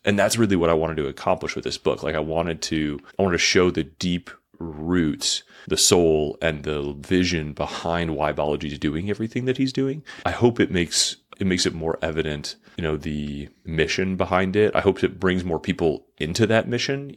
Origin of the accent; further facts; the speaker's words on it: United States; as an American